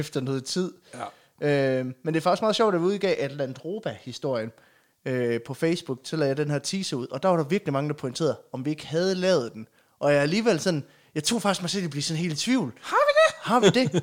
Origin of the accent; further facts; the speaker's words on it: Aulum, Central Denmark Region, Denmark; jeg er jo fra Aulum